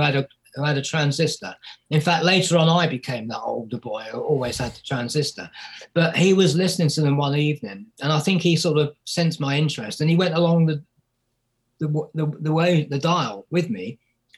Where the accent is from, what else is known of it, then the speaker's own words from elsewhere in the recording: Bedfordshire, East of England, United Kingdom; I grew up in Bedfordshire